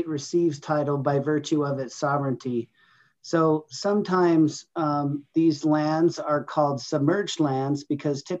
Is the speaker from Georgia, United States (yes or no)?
no; Utah, United States; I grew up here in Utah and attended college also here